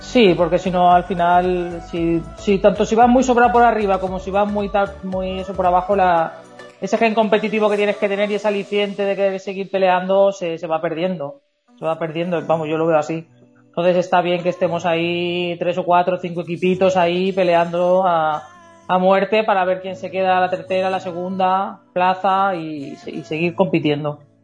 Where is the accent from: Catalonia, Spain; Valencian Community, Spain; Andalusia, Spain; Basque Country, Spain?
Valencian Community, Spain; Elche; somos de Eche, está relativamente cerca